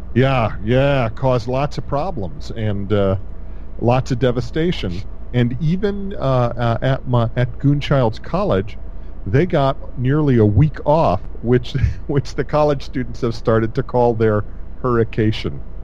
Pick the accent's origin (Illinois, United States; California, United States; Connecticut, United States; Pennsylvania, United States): Connecticut, United States; I grew up in Connecticut